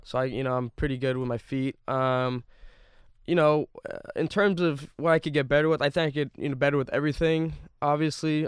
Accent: Bay Area, California, United States; I grew up in the Bay Area

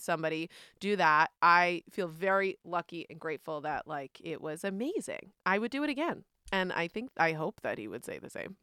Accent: New York, United States; moved away; I'm from New York, where there are tolls everywhere

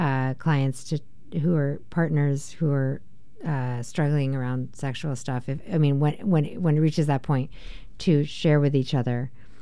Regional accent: New Jersey, United States; I'm from New Jersey.

